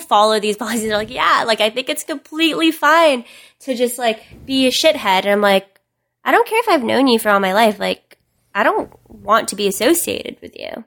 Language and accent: English; Philippines; moved away; I wasn't born here. I was born in the Philippines